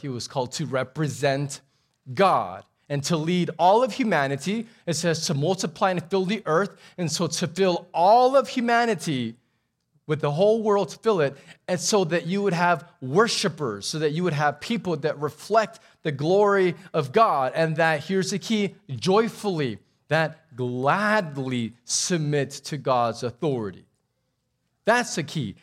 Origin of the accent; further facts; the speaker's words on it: Texas, United States; also born or lived in Abu Dhabi; we're Texan